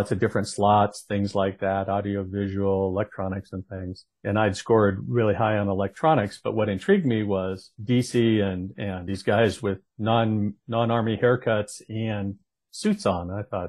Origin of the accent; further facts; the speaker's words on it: Northern California, United States; moved away as an adult; I grew up in Northern California, so not a big stretch, lots of aunts and uncles up that way.